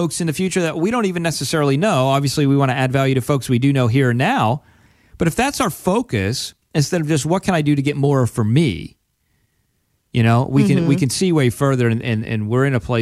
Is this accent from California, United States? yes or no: no; Pennsylvania, United States; I grew up from in Penn State land